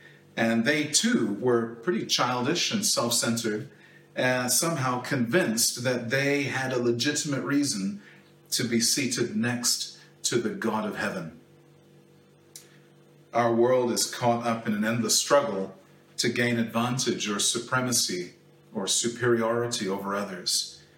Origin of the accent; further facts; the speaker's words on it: Kenya; I grew up in Kenya in a family with seven children.